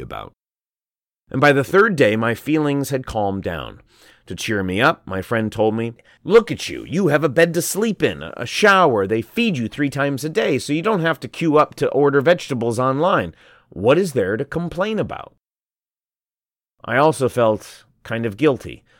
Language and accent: English; Sichuan, China; now in Shanghai, China; in my home province, Sichuan